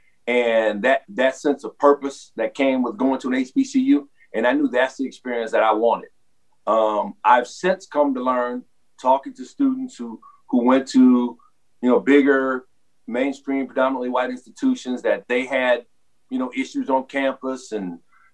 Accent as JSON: {"language": "English", "town": "New Orleans", "region": "Louisiana", "country": "United States", "tie": "born or raised there", "said": "I'm born and raised in New Orleans."}